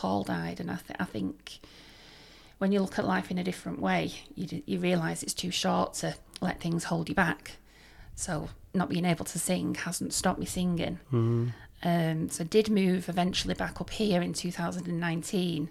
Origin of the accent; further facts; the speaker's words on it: Oldham, North West England, United Kingdom; moved away as an adult; also born or lived in Nottinghamshire; I'm from Oldham. Moved down to Nottinghamshire, well, Derbyshire border, to live with my partner